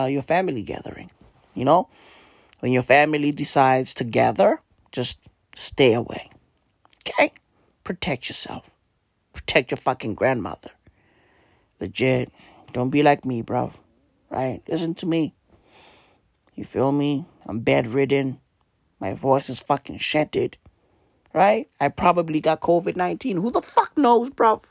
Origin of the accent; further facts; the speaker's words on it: Johannesburg, Gauteng, South Africa; I'm from Johannesburg.